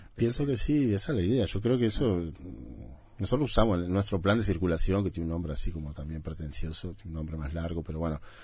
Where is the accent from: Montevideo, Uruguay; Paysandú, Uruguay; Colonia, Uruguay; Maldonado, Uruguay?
Montevideo, Uruguay; yo soy de ese bar soy del oeste no soy nacido en la Teja viví 30 años en la Teja